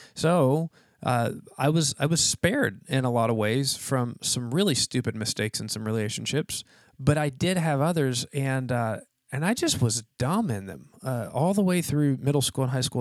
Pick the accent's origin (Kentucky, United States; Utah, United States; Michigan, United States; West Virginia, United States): West Virginia, United States; now in Florida, United States; I'm from West Virginia